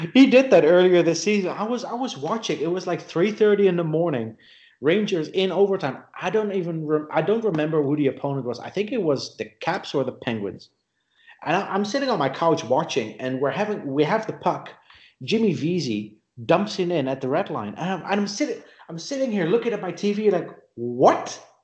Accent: Netherlands; moved away as an adult; also born or lived in South Africa; When I was 22, I moved to South Africa from the Netherlands

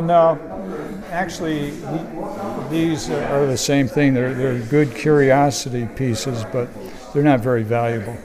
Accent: Saranac Lake, New York, United States; now in Lake Placid, United States; the house that I grew up in in Saranac Lake is on Franklin Avenue

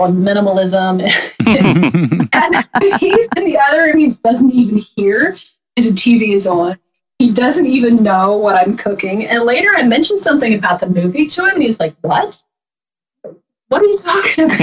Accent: Harrisonburg, Virginia, United States; I grew up in Harrisonburg, Virginia, in the Shenandoah Valley. And we are still here in the valley.

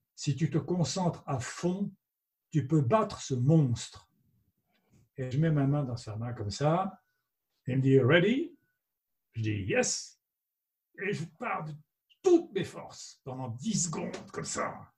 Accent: France; je suis français

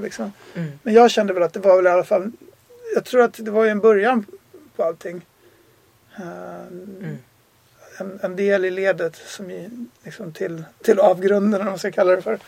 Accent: Sweden; moved away as an adult; jag är också svensk

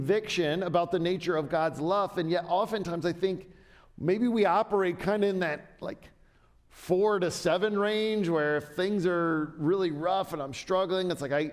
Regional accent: Southern Ohio, United States; When I was a kid in middle school, I grew up in Southern Ohio

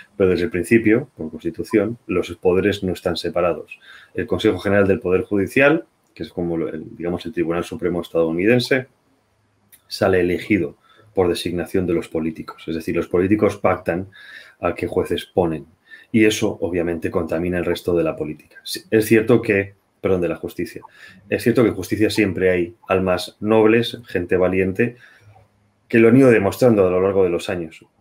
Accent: Spain

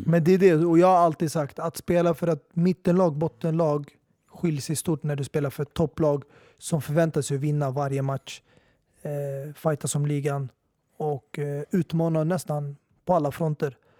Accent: Sweden; jag är svensk medborgare, jag är född och uppväxt här

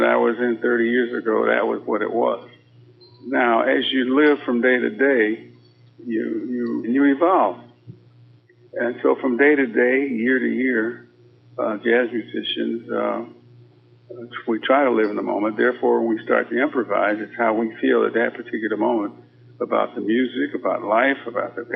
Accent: Chicago, Illinois, United States; growing up in Chicago

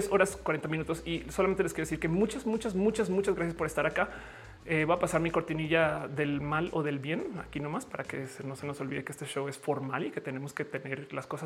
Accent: Mexico; Me explico, yo soy mexicana, eso también.

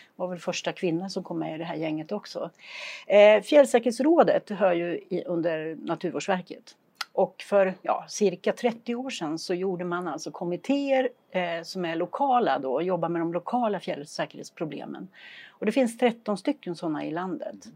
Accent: Flen, Södermanland, Sweden; moved away as an adult; also born or lived in Julita / Lindesberg / Örebro County; now in Idre, Sweden; Jag är född och uppvuxen i Flen i Sörmland.

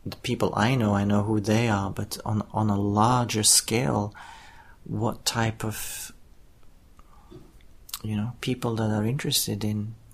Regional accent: Israel; because we come from Israel and we are an Israeli company

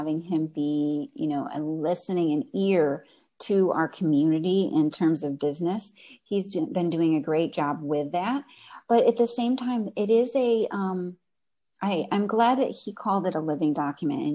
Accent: near Buffalo, New York, United States; also born or lived in North Carolina / Ventura, California; now in Santa Barbara, United States; I grew up near Buffalo, New York

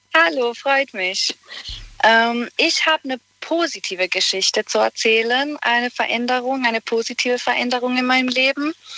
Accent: Bosnia & Herzegovina; German is a second language; moved away as an adult; now in Germany; Und da habe ich 18 Jahre lang in Bosnien gelebt

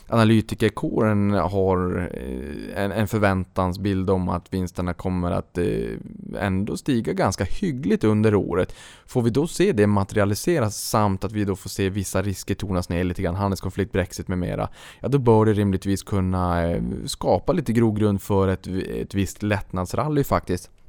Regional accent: Boden, Norrbotten County, Sweden; när jag var uppe in, eh, hemma i Boden

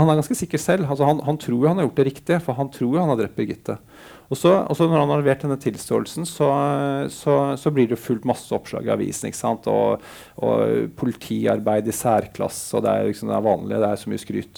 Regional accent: Bærum, Akershus, Norway; en fyr fra Bærum

